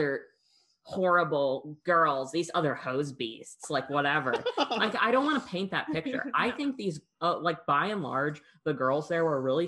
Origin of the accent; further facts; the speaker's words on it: Rockford, Illinois, United States; Born and raised in Rockford, Illinois